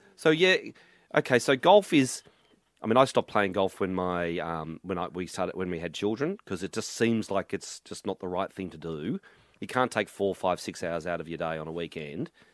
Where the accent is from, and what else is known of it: Melbourne, Victoria, Australia; born or raised there; also born or lived in Mortlake, Victoria / Glen Iris, Melbourne